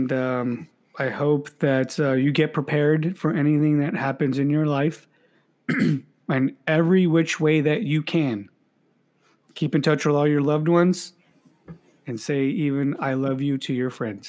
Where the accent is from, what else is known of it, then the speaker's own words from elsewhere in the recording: United States; I'm American, that I was born here